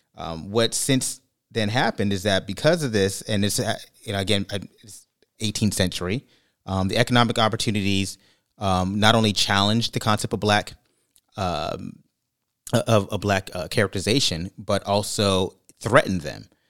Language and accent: English; California, United States; moved away; also born or lived in Brooklyn, New York / Florida; I'm from California, and born and raised in California, Brooklyn, New York